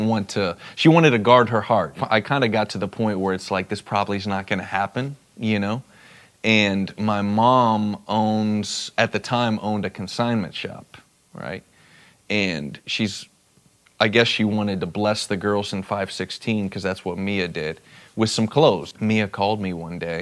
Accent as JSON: {"language": "English", "region": "South Florida", "country": "United States", "tie": "born or raised there", "also_born_or_lived": "Dallas, Texas", "said": "I was born in Dallas, Texas, and moved to South Florida at a young age with my family"}